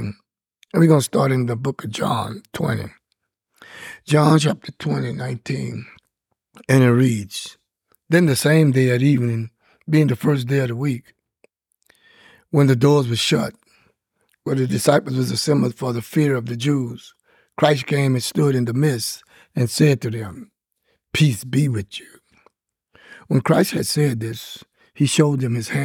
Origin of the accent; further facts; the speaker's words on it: Louisiana, United States; I'm from Louisiana